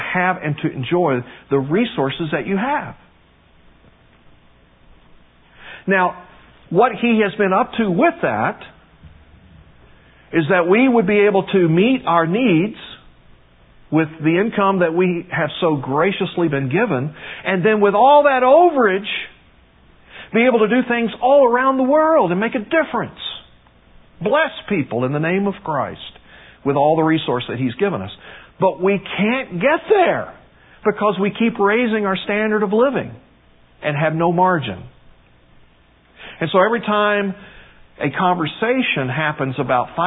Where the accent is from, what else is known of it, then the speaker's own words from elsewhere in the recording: United States; being American